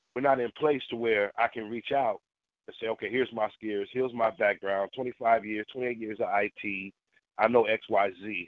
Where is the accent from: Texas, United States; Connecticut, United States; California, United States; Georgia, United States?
California, United States; Berkeley; I grew up in the Bay Area, you know, Berkeley, the multicultural thing